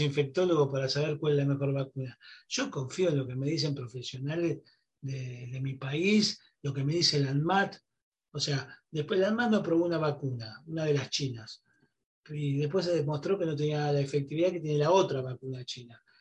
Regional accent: Argentina

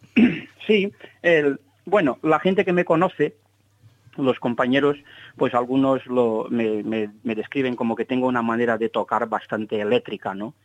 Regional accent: Salvador, Bahia, Brazil; moved away; yo nací en Salvador de Bahía

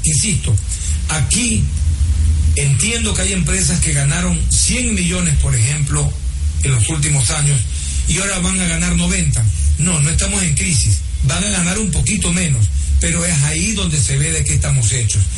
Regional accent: Ecuador

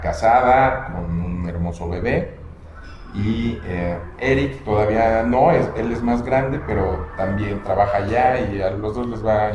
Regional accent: Mexico City, Mexico; moved away as an adult; also born or lived in Cancún; now in Tequisquiapan, Mexico; soy de la Ciudad de México, pero estuve 20 años viviendo en Cancún.

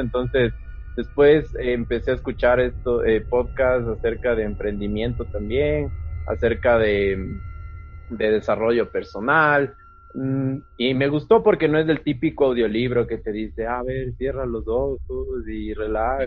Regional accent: Quito, Pichincha, Ecuador; yo igual soy quiteño, vivo aquí en Quito

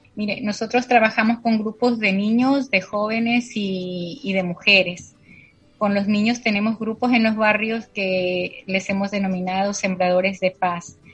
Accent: La Tingue, Loja, Ecuador; now in San Lorenzo, Ecuador; nací en la provincia de Loja, en una parroquia, parroquia pequeña que se llama La Tingue

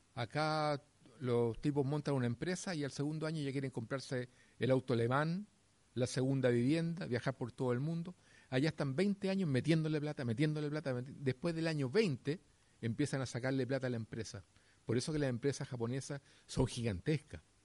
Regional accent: Chile; acá en Chile

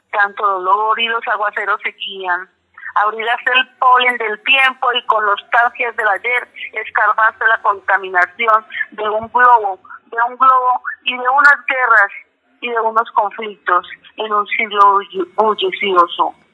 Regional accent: Peru; para mi pueblo perano, peruano que los llevo en el alma, que siempre los tengo presente.

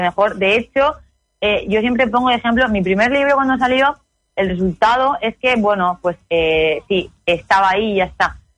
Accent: Vega Baja, Alicante, Valencian Community, Spain; de ahí de la Vega Baja, de Alicante, de donde yo soy

